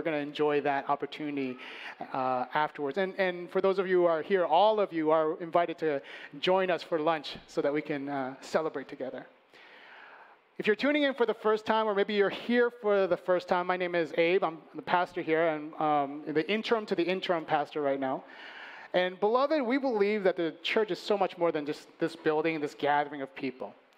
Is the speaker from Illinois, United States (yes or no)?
yes; Chicago, Illinois, United States; moved away; I was born and raised in Chicago. I grew up on the north side